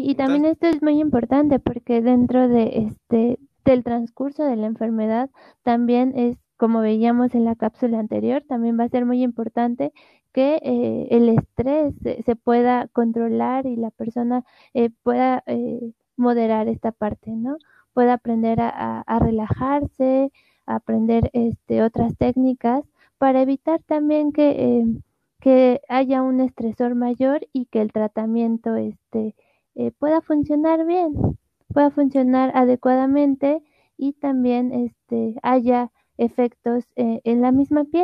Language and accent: Spanish; Ecuador; tengo 18 años, soy de Ecuador, actualmente estudio odontología.